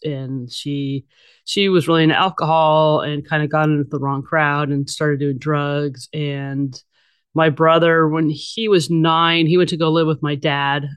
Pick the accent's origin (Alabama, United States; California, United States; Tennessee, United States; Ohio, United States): California, United States; Bay Area; also born or lived in Los Angeles; I was born and raised in the Bay Area